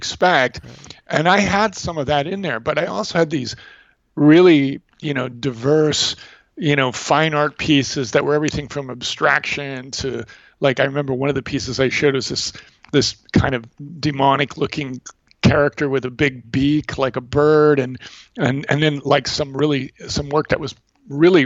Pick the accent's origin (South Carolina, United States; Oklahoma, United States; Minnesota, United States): Minnesota, United States; St. Cloud; moved away; I was growing up in St. Cloud, Minnesota at that time, which is north of Minneapolis.